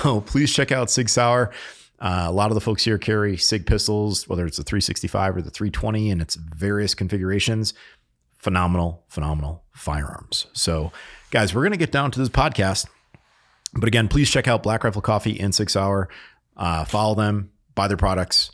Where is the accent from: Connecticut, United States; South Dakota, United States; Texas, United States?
Connecticut, United States; moved away; I grew up in Connecticut